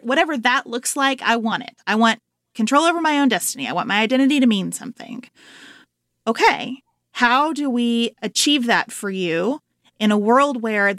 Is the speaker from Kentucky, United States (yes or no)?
yes; Livermore, Kentucky, United States; I went to the library in Livermore, Kentucky, where I grew up. Population, about 1,500. I always tell people, 2 banks, 1 grocery store, 0 stoplights. That's Livermore.